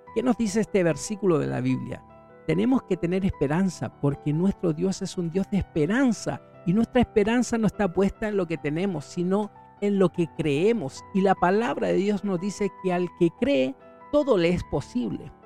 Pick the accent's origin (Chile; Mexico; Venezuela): Chile; En mi país, que es Chile